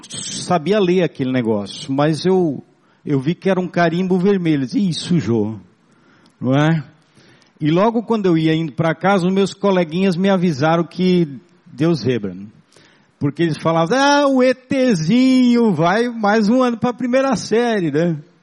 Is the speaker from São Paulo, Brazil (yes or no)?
no; Blumenau, Santa Catarina, Brazil; first language German; Portuguese is a second language; eu venho do, do interior de Blumenau, um bairrozinho é, colonizado por germânicos, por alemães, e aprendi a falar o alemão quando criança